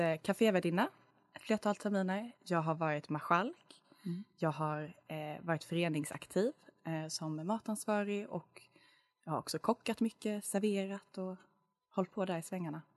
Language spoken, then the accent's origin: Swedish; Lund, Skåne, Sweden; moved away as an adult; now in Uppsala, Sweden; jag är från Lund